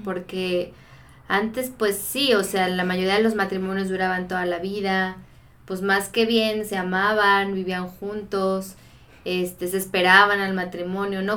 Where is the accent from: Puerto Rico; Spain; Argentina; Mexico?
Mexico; Guadalajara, Jalisco; soy de acá de Guadalajara